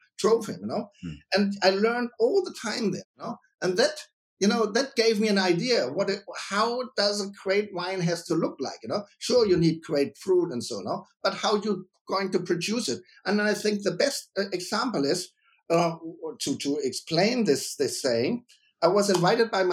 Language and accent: English; Germany; also born or lived in Mainz; I'm a winemaker from Germany